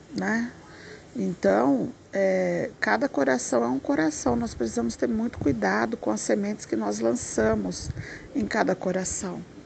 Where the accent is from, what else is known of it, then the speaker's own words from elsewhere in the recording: Brazil; eu sou caipira do interior